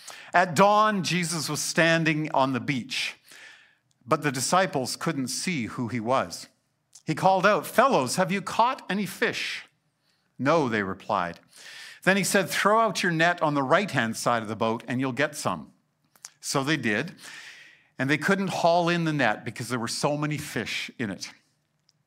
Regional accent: Alberta, Canada; I grew up in South Central Alberta where we don't have great beaches.

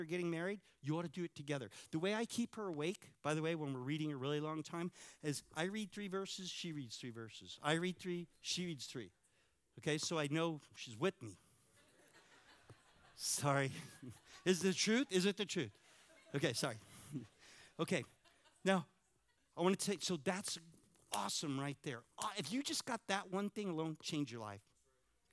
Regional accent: California, United States; moved away; I'm from California

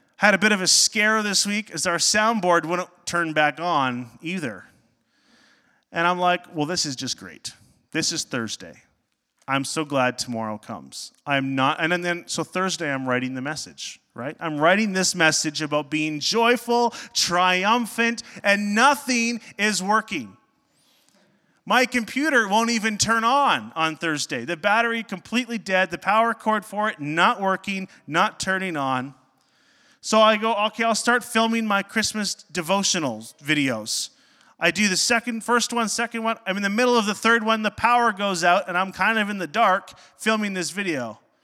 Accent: Northern Ontario, Canada; I grew up in Northern Ontario

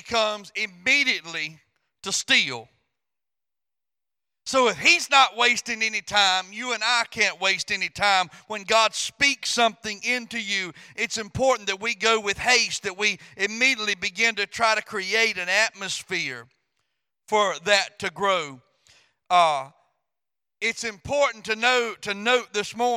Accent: Louisiana, United States; moved away; I'm from Louisiana

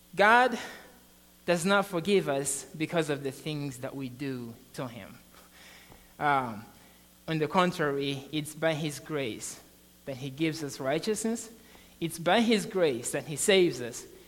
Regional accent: Mozambique; moved away; I'm from Mozambique, Africa

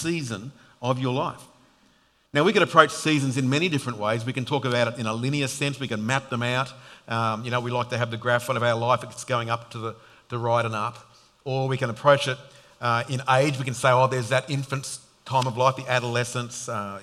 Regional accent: Sydney, New South Wales, Australia; now in Queensland, Australia; I grew up in Sydney

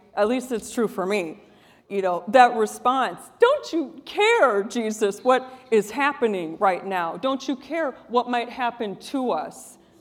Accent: Wisconsin, United States; moved away; I'm from Wisconsin

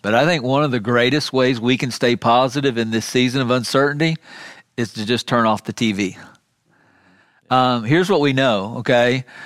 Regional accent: Miami, Florida, United States; When I was a kid growing up in South Florida, in Miami

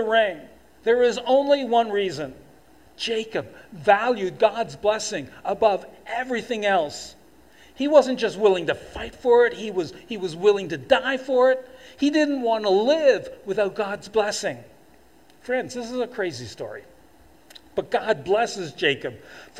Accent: Toronto, Ontario, Canada; moved away as an adult; now in Fort McMurray, Canada; as a kid and young adult growing up in Toronto

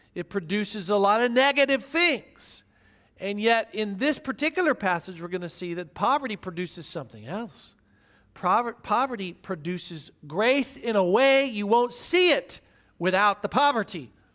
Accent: Midwest, United States; I grew up in the Midwest watching preachers who often got on T V

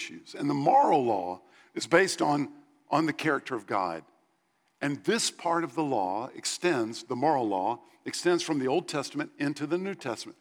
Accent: United States; As Americans

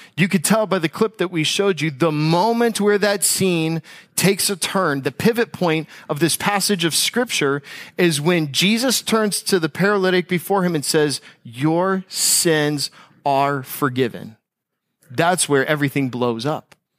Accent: United States; as an American

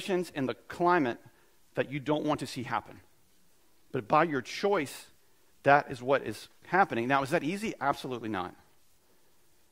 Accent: United States

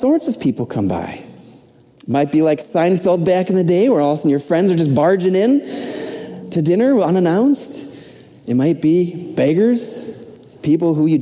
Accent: Minnesota, United States; moved away as an adult; I'm from Minnesota

